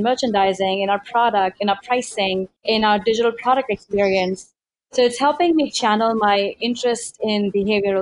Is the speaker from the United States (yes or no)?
no; India; moved away as an adult; So I was born and raised in India, and I actually came here as an immigrant for my undergraduate studies.